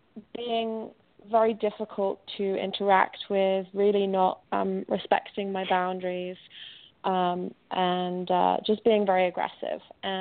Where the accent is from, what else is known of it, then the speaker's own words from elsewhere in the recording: England, United Kingdom; now in New York City, United States; So I am living in New York City, and I'm going to be moving back to my home country, which, as I'm sure you can probably guess, is England, in a few weeks.